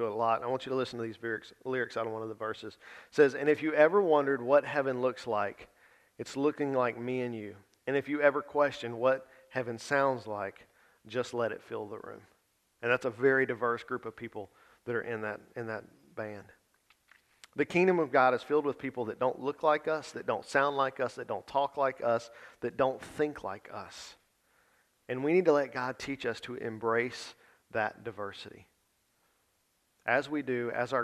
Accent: the South, United States; most of us have been born and raised in the South

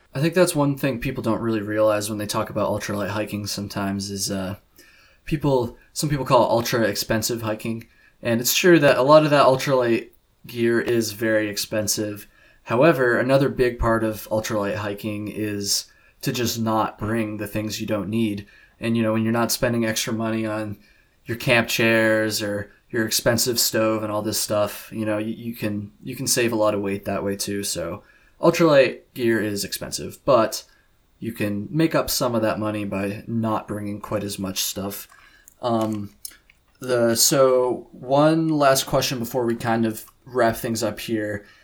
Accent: Vermont, United States; I'm from Vermont

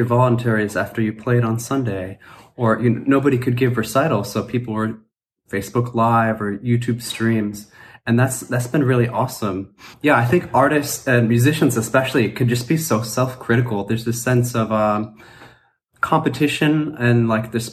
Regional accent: Ohio, United States; growing up in the Midwest, Ohio

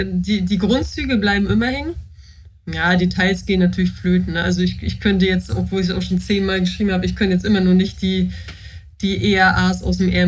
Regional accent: Mecklenburg-Vorpommern, Germany; Ich wohne nach langen Irrungen und Wirrungen ähm, wieder in meiner Heimat in Mecklenburg-Vorpommern, in einer Kleinstadt bei Rostock.

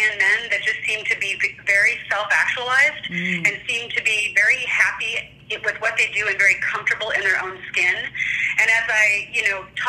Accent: Seattle, Washington, United States; also born or lived in Iowa; I am basically from Seattle, Washington. My family's from Iowa, but we moved here when I was really young

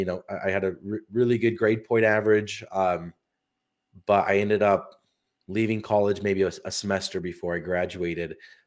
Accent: Utah, United States; Yeah, and I grew up in Utah. So good state, a lot of outdoors things

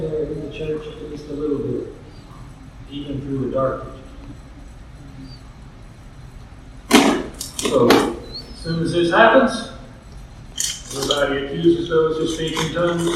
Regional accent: Middle Tennessee, United States; I grew up in Middle Tennessee

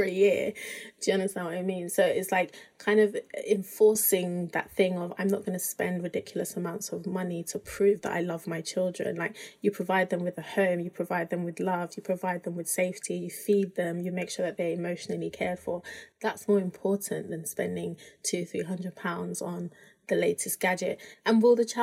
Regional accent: United Kingdom; my husband and I were both African, we're both Nigerian, but he grew up in Nigeria, I grew up in the UK.

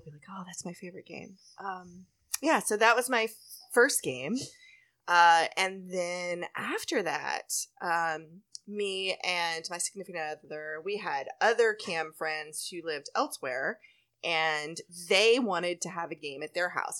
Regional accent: Texas, United States; also born or lived in College Station; growing up in Texas

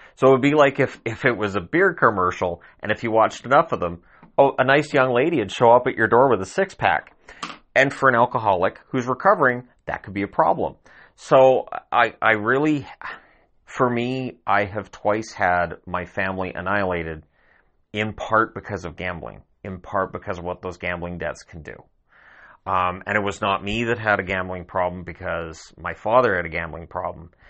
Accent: Canada; I'm Canadian

